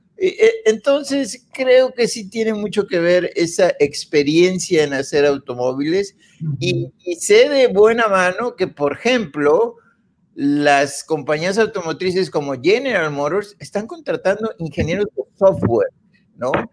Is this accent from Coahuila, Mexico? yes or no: yes; Coahuila, Mexico; yo soy de Coahuila